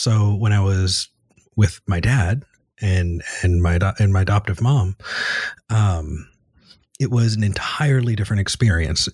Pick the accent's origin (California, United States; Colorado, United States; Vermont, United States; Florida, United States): California, United States; Ventura County, Southern; moved away as an adult; also born or lived in Texas; now in Austin, United States; I grew up in Southern California in a Ventura County.